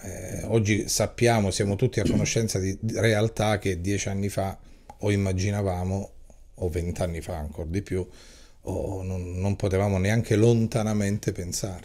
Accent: Calabria, Italy; io da regista e da calabrese

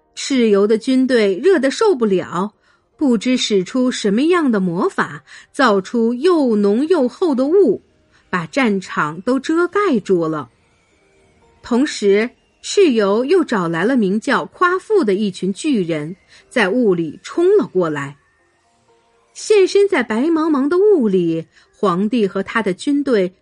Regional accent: China; 我们中国人一向自称是炎黄子孙

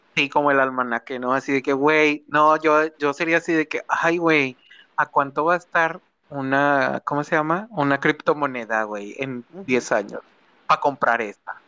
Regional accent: Nuevo León, Mexico; de donde somos, o bueno, de Nuevo León

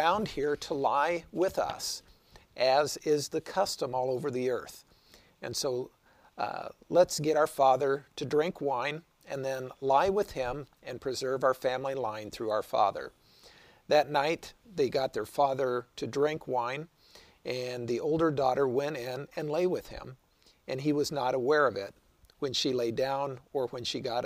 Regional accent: Wichita, Kansas, United States; my hometown of Wichita

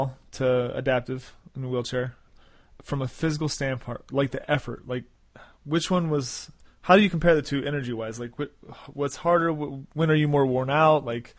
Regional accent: Cape Coral, Florida, United States; I grew up in South Florida. Cape Coral, Fort Myers, which is like southwest.

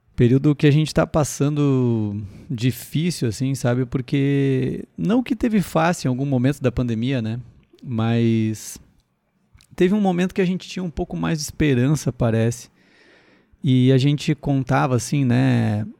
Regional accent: Sapiranga, Rio Grande do Sul, Brazil; eu sou da cidade de Sapiranga, para quem não sabe uma cidade de 70 mil habitantes, por aí, 70, 80 mil habitantes, né, na região metropolitana de Porto Alegre

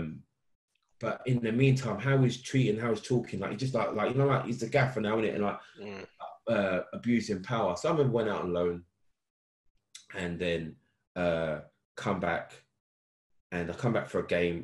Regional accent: London, United Kingdom; moved away as an adult; I'm this guy from London

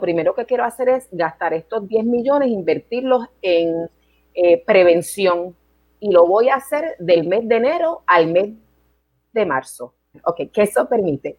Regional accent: Puerto Rico; moved away as an adult; also born or lived in New York, United States; Regreso a Puerto Rico en el 94 porque quería terminar mis estudios acá en Puerto Rico

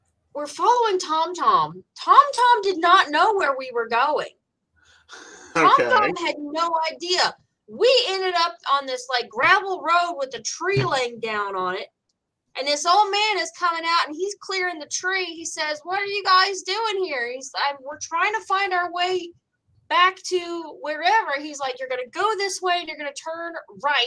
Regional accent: West Virginia, United States; I was 6 years old when we moved from Virginia to West Virginia, because that's where my dad grew up

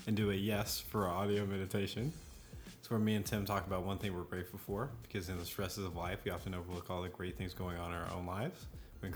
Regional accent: Oklahoma, United States; we're from Oklahoma.

